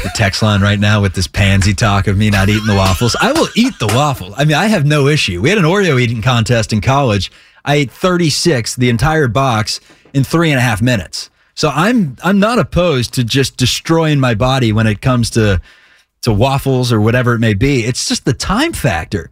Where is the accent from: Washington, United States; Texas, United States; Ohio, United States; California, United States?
Ohio, United States; Cincinnati; I am from Cincy